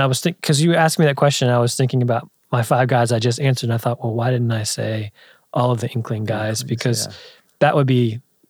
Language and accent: English; Pittsburgh, Pennsylvania, United States; moved away as an adult; now in Nashville, United States; I went to Catholic schools growing up in Pittsburgh